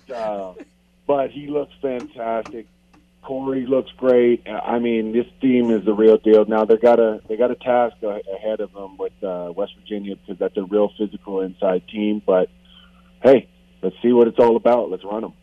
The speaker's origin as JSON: {"language": "English", "country": "Canada", "moved": "yes", "said": "I'm still Canadian"}